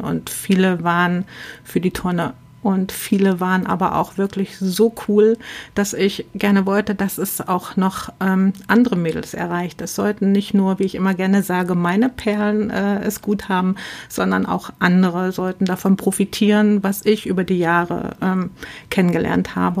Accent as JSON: {"language": "German", "area": "near Bitterfeld", "region": "Saxony-Anhalt", "country": "Germany", "tie": "born or raised there", "also_born_or_lived": "West Germany", "moved": "yes", "said": "ich bin auch ein Ostkind und bin äh, in der dreckigsten Stadt äh, von Europa äh, in der Nähe groß geworden. Komme aus der Nähe von Bitterfeld"}